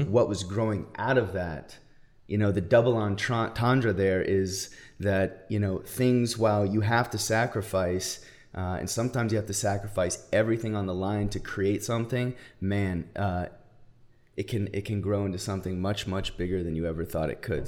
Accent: Arizona, United States; now in California, United States; I grew up in Arizona, so we went shooting, hunting, all

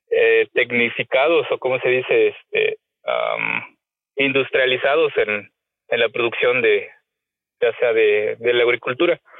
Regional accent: Jalostoc, Mexico; soy originario de un pueblito muy pequeño llamado Jalostoc, eh, famoso por producir algún tiempo cebollas. Ahorita estamos en el en la parte de producir higo.

